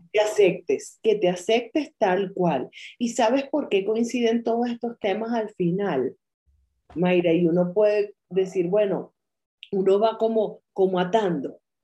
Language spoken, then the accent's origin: Spanish; Venezuela; moved away as an adult; me fui de Venezuela